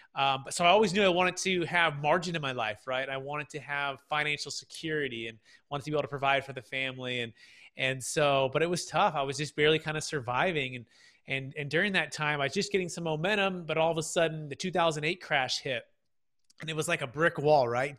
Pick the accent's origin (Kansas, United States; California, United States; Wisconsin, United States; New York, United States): California, United States; Fremont; I'm originally from the Bay Area. So Mission San Jose, Fremont